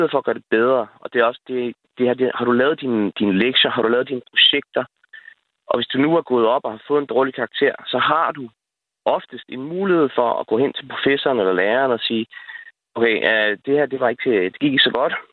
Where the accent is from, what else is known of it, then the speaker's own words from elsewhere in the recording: United States; jeg er, jeg er opvokset i udlandet i USA i mange år